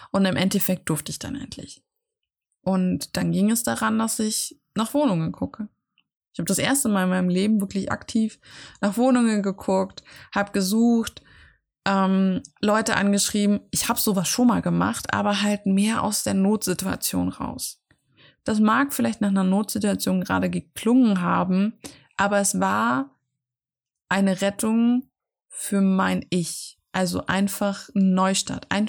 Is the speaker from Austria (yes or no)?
yes; Austria; Ich bin aus Österreich rausgewachsen. Aus, ja, aus, aus dem Kinderhaus, wo ich aufgewachsen bin.